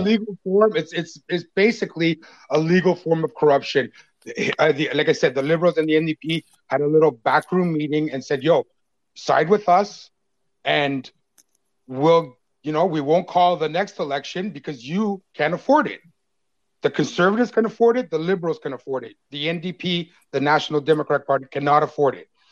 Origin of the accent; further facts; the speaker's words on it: Canada; as a Canadian